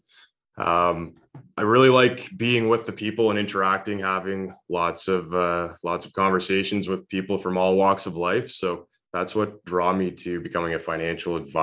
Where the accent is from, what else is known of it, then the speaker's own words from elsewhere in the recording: North Gower, Ontario, Canada; born and raised in North Gore, so not too far away from Kempville.